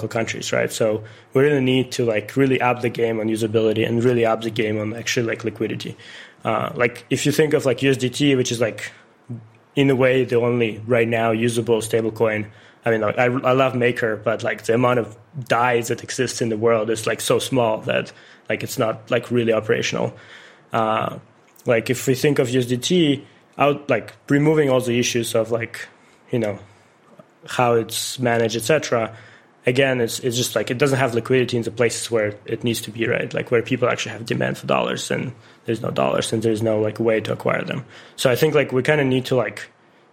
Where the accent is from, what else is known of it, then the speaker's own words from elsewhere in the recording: Ukraine; moved away; I'm originally from Ukraine